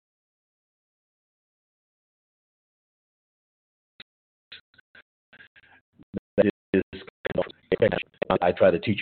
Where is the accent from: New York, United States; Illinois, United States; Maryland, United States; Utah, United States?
New York, United States; New York City; now in Atlanta, United States; I've been born and raised in New York City